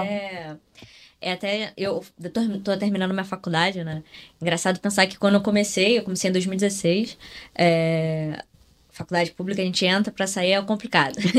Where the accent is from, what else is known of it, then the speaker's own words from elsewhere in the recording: Rio de Janeiro, Brazil; a gente é aqui do Rio